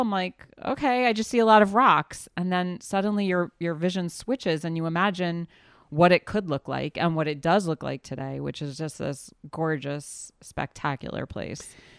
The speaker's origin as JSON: {"language": "English", "town": "New Orleans", "region": "Louisiana", "country": "United States", "tie": "born or raised there", "moved": "yes", "lives_now": "Israel", "said": "I grew up in the South, in New Orleans, Louisiana"}